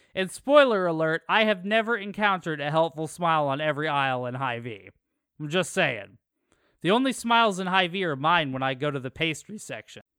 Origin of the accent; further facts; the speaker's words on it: Sergeant Bluff, Iowa, United States; I'm from Sergeant Bluff, and everyone from that area knows that people from Sergeant Bluff and the surrounding towns just sort of make fun of Sioux City